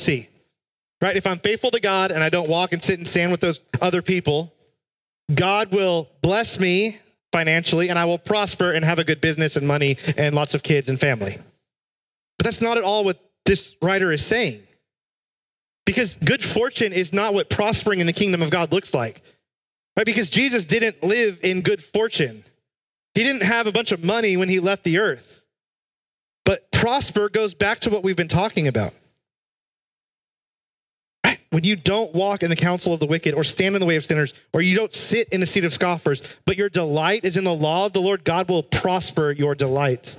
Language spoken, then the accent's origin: English; South Texas, United States; When I was a kid, I grew up in South Texas